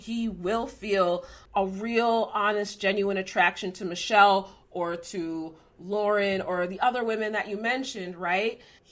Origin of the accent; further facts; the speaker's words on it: Minnesota, United States; I'm also from Minnesota.